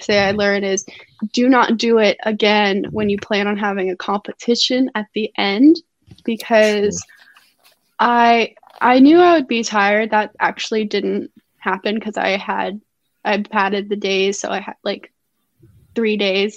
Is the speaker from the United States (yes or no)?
yes; Georgia, United States; I'm from Georgia and I have Atlanta driving experience